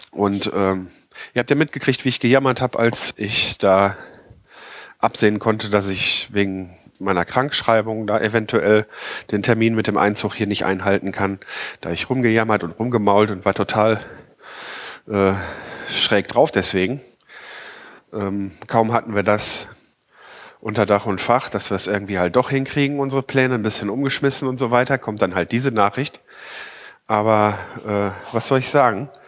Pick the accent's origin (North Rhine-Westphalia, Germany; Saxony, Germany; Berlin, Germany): North Rhine-Westphalia, Germany; Ausländeranteil insgesamt äh, nie, wesentlich niedriger ist als im Nordrhein-Westfalen, wo ich aufgewachsen bin.